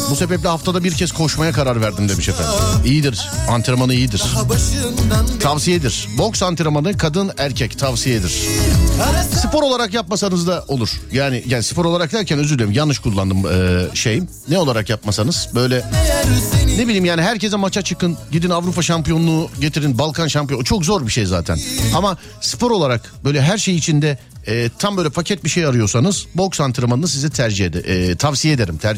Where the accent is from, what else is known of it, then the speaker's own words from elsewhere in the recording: Istanbul, Turkey; Abi Bahçeşehir.